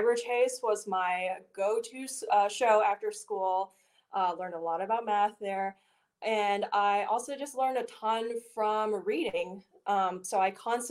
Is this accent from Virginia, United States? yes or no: yes; Richmond, Virginia, United States; moved away as an adult; now in Pittsburgh, United States; I am born and raised in Richmond, Virginia